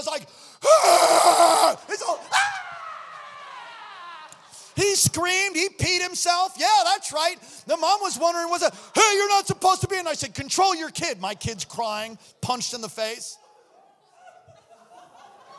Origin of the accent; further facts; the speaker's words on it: New York, United States; moved away; I'm from New York